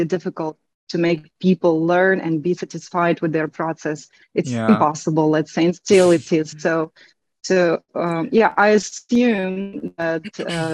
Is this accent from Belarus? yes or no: yes; Belarus; first language Russian and Belarusian; English is a second language; now in Turkey; my native language is Russian and Belarusian, because I am from Belarus.